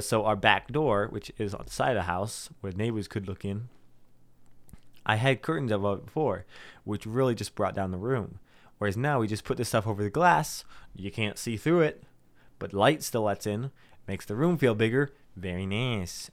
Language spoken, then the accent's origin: English; South Dakota, United States; We're from South Dakota.